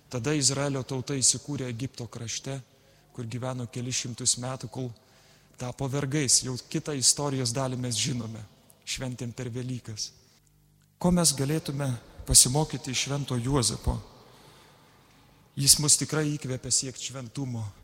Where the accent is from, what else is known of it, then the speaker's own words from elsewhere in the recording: Lithuania; mes lietuviai gal dažnai tylime